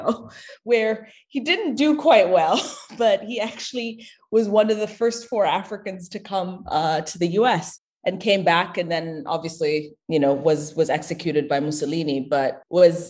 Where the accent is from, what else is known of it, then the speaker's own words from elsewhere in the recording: Addis Ababa, Ethiopia; moved away as an adult; now in United States; I was born and raised in Ethiopia into a very large family